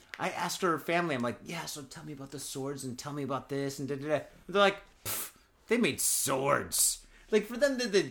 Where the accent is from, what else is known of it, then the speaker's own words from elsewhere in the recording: United States; now in Japan; I'm American